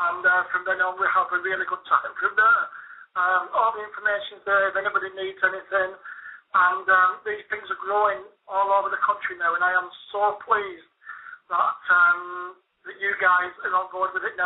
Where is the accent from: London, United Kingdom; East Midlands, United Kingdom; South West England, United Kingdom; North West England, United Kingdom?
North West England, United Kingdom; Bolton; now in Torquay, United Kingdom; my hometown of Bolton.